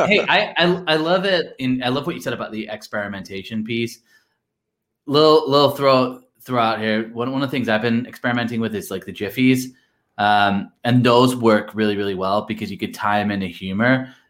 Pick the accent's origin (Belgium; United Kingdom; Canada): United Kingdom; Blackpool, North West England; You might not even know this, but I'm from Blackpool